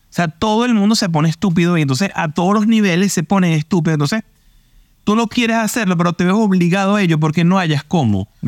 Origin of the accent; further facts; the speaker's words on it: Venezuela; intercalado, porque somos venezolanos, en tres panas.